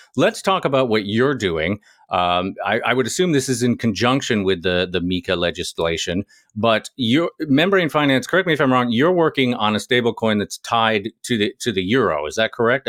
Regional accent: United States; as an American, I, I do all right with French

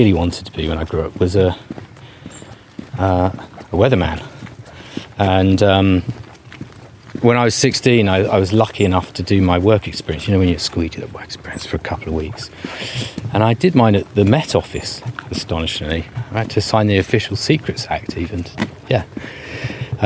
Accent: Bognor Regis, South East England, United Kingdom; I'm from West Sussex, and I lived right on the edge of where residential areas ran out, in a place called Rose Green near Bognor Regis.

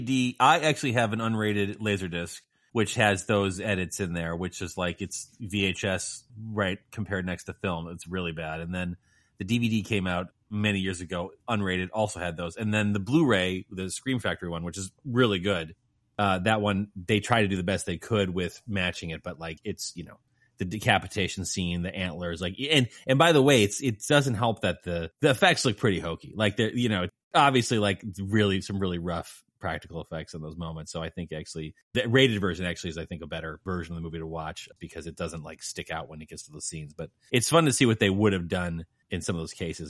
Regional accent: Lake County, Illinois, United States; I grew up in right at the edge of the city

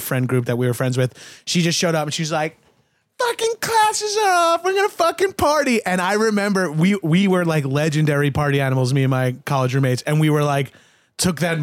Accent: Staten Island / Long Island, New York, United States; now in California, United States; we're all from Staten Island and Long Island

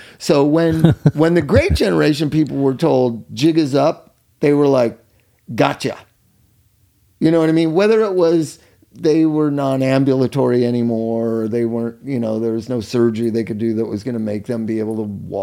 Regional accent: Culver City, California, United States; the sanitarium I grew up in Culver City, my family's sanitarium, when I'd go there after school.

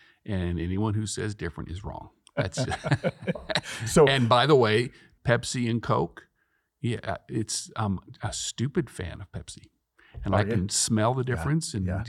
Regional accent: Boston, Massachusetts, United States; moved away; grew up in the Boston area.

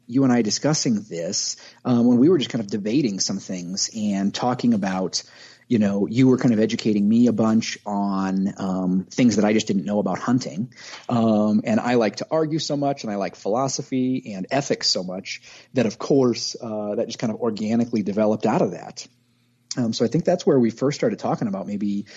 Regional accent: Grundy Center, Iowa, United States; moved away as an adult; also born or lived in Creston, Iowa; now in Colorado Springs, United States; Originally from the Grundy Center area. I was born in a small town called Creston, Iowa, but born and raised there

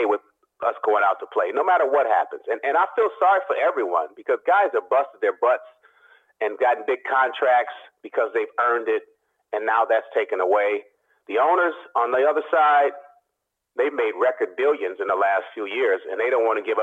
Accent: Oakland, California, United States; I'm from Oakland

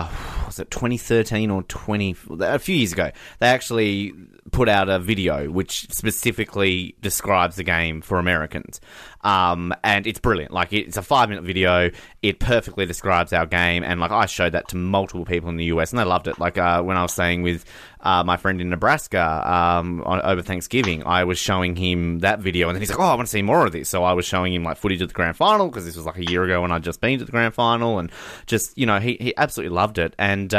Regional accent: Tasmania, Australia; I'm not even from Melbourne. I'm from Tasmania.

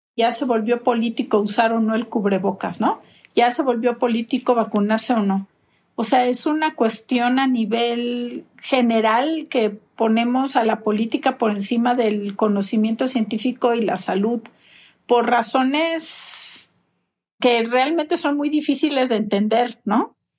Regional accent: Mexico; en mi país

